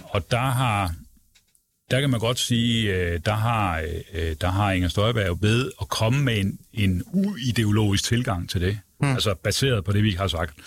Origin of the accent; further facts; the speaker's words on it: Aarhus, Central Denmark Region, Denmark; moved away; Jeg kommer jo selv fra Jylland og oprindeligt.